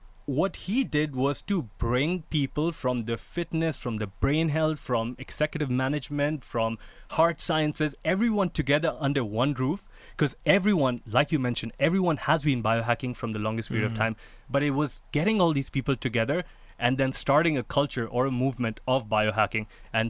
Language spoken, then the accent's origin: English; Dubai, United Arab Emirates; When I was growing up in Dubai, I've come from an Indian family that loves to eat and loves to feed.